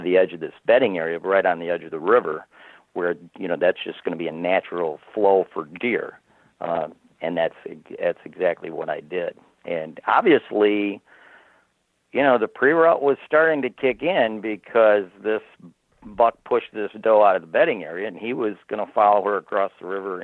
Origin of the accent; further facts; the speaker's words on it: Michigan, United States; I'm from Michigan, which is the most heavily bow-hunted state in the country